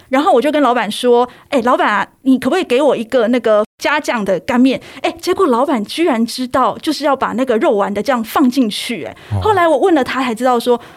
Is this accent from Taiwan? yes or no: yes; Taichung, Taiwan; 身为台中人